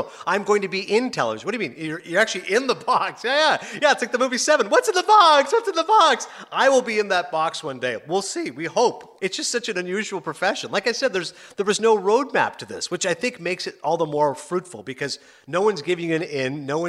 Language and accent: English; Ontario, Canada; also born or lived in Toronto / Kingston / Morven; I was born in Toronto, which, as you know, is a major city. But then I grew up as a small kid. I was 6 years old. We moved to a small town called Kingston, which is about 100,000 population. 6 to 11, lived in a couple of different houses, and then moved to Morven, Ontario. Morven, population 500.